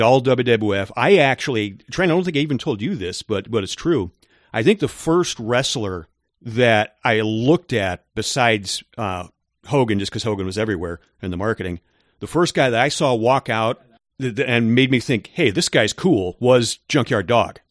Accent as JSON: {"language": "English", "town": "Chicago", "region": "Illinois", "country": "United States", "tie": "born or raised there", "said": "me being an eighties kid growing up in the Ch, the Chicago area"}